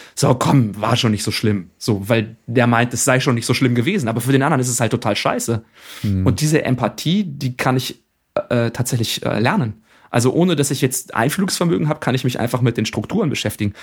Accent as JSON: {"language": "German", "country": "Germany", "said": "bei uns in Deutschland"}